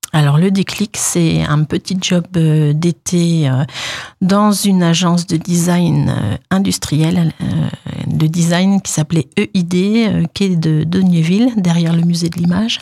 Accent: Deyvillers, Grand Est, France; also born or lived in Nancy; je suis de la région, hein, je suis d'Épinal, de déviller précisément.

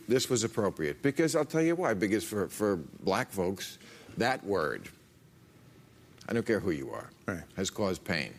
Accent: New Jersey, United States; I grew up in New Jersey in the 50s and 60s, and race wasn't even an issue.

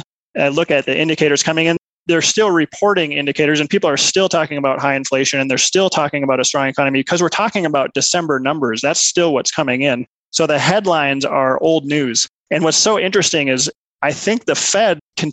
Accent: Minnesota, United States; moved away as an adult; also born or lived in Milwaukee; now in Colorado Springs, United States; I grew up in Minnesota

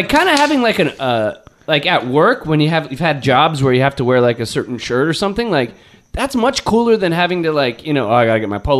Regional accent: United States; I'm an American.

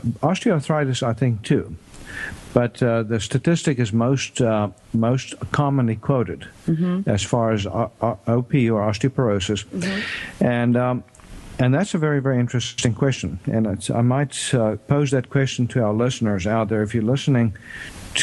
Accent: South Africa; now in United States; I grew up in South Africa and was born in South Africa

